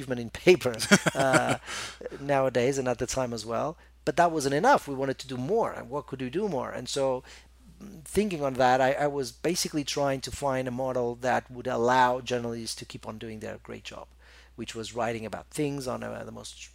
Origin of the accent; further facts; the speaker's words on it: Porto, Norte, Portugal; moved away as an adult; also born or lived in Lisbon / Macau / Barcelona / London; my hometown is Porto